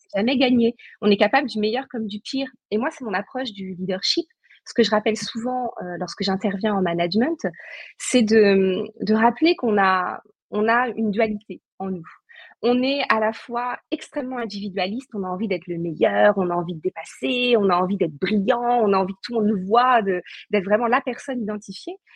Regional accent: Saint-Nazaire, Pays de la Loire, France; moved away; je suis originaire de Saint-Nazaire

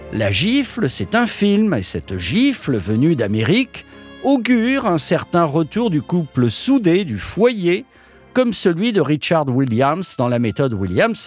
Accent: France; chez nous en France

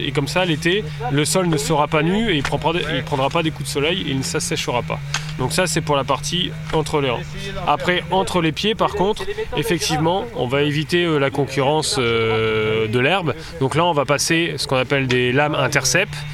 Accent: the North, north of France, France; moved away as an adult; now in Beaujolais, France; je suis originaire du, je suis originaire du Nord mais j'ai beaucoup travaillé dans le Sud-Ouest

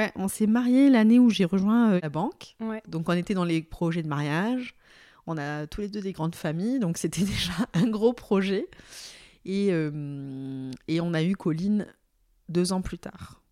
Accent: southern France, France; also born or lived in Aix-en-Provence; Moi, je suis une sudiste

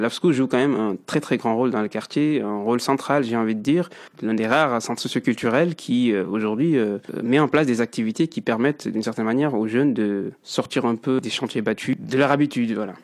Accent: Mulhouse, Grand Est, France; also born or lived in Mauritania / Metz / Paris; Je suis originaire de la Mauritanie et je suis arrivé en France euh, à l'âge de 11 ans. Donc j'ai atterri directement ici au Coteaux où j'ai fait toute ma scolarité

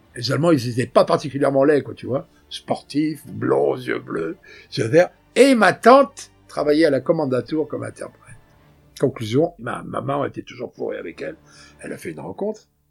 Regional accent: Brittany, France; accent: Breton; moved away as an adult; also born or lived in Paris; j'ai l'accent breton

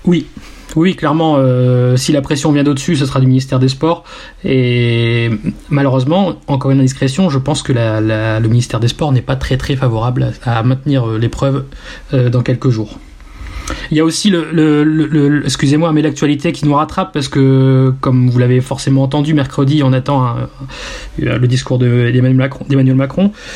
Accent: Nord, Hauts-de-France, France; nous, les nordistes

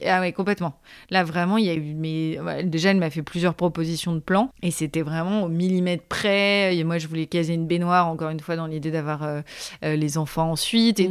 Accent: Paris suburbs, Île-de-France, France; now in Paris, France; donc née à Paris, j'ai grandi ensuite en maison en banlieue parisienne

